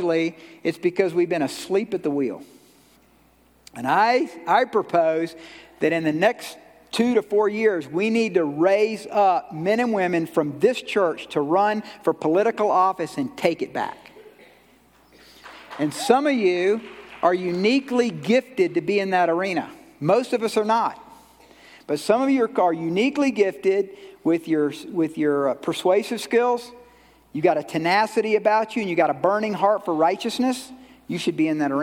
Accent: Georgia, United States; I'm from Georgia

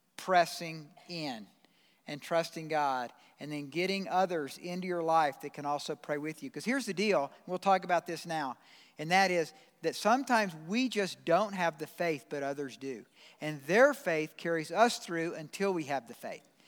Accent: Georgia, United States; moved away; I'm from Georgia

